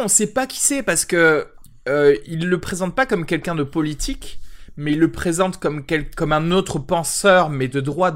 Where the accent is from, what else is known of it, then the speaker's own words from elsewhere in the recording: France; Moi, en tant que Français